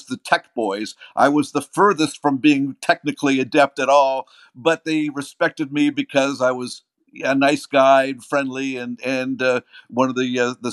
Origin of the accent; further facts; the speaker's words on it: Windsor, Ontario, Canada; I was born in a place called Windsor, Ontario. Grew up in a town, it was part of Windsor, but it was called Riverside.